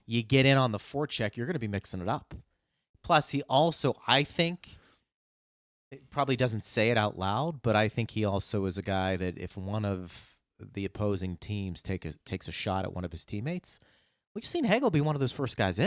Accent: Pittsburgh, Pennsylvania, United States; moved away; I grew up in Pittsburgh

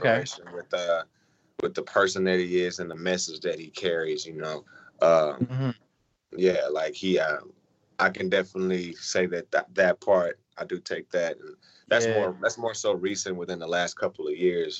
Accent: Houston, Texas, United States; moved away as an adult; also born or lived in Oklahoma / Bay Area, California; I'm a rap artist from Houston, Texas

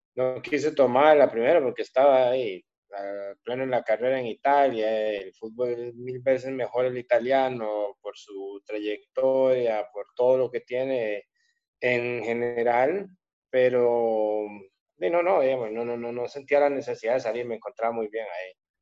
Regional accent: Costa Rica; moved away as an adult; usted no pierde el ser costarricense, por más que se vaya lejos de tu país, seguir siendo costarricense

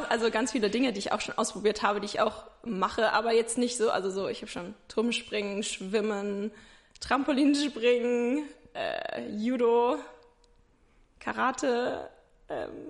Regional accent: Ingelheim, Rhineland-Palatinate, Germany; ich bin 21, ich komme aus Ingelheim, das ist bei Mainz.

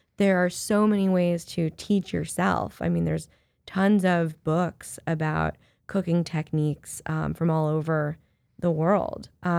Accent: Ohio, United States; moved away as an adult; now in New York, United States; Well, I'm also from the Midwest. I'm from Ohio.

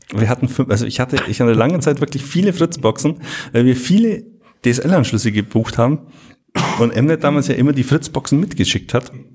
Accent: Bavaria, Germany; bei uns in Bayern

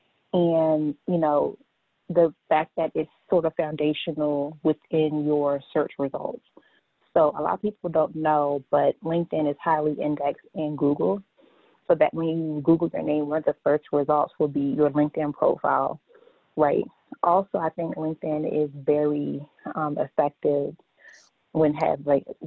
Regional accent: Largo, Maryland, United States; I am from Largo, Maryland, or for those who are not familiar with Largo, I'm from the D.C. metropolitan area

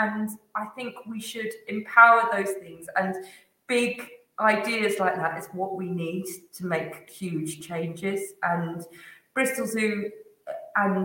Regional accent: Jersey; I'm from Jersey, that's hence my surname, is a very Jersey name.

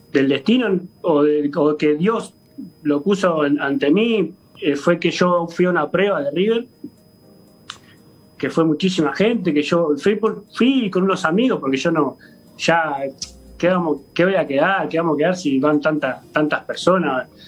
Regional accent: Uruguay; moved away as an adult; hace dos, años y algo que ya que salí de Uruguay no he podido ir, por, por distintos motivos no he podido regresar a Uruguay.

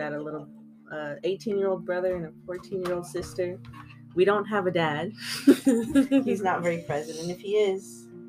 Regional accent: Tacoma, Washington, United States; I was born in Tacoma, Washington.

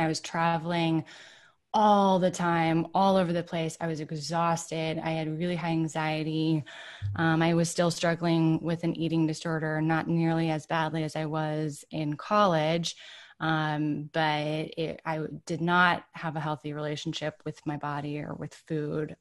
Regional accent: Ann Arbor, Michigan, United States; moved away as an adult; also born or lived in Boston / New York; I grew up in Ann Arbor, Michigan.

